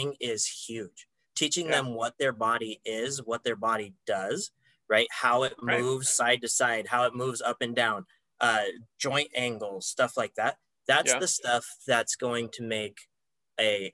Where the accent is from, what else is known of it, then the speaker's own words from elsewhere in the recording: Sandpoint, Idaho, United States; where I grew up in Sandpoint